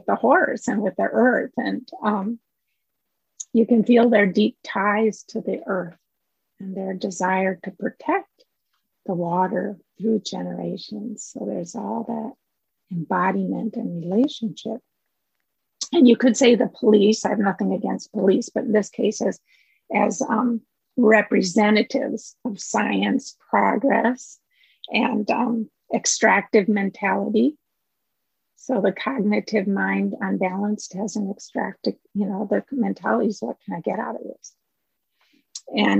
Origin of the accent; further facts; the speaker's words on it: Minnesota, United States; I'm from Minnesota